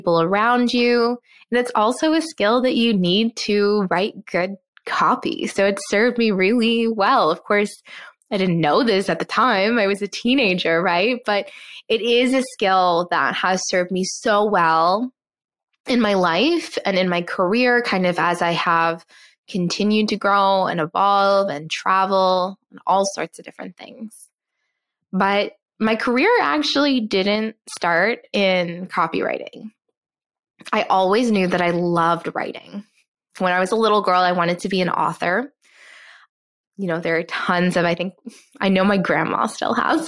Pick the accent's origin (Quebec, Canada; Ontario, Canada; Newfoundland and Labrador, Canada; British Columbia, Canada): Newfoundland and Labrador, Canada; moved away; I was also born and raised in Newfoundland, which if you're not Canadian, it is an island on the east coast of Canada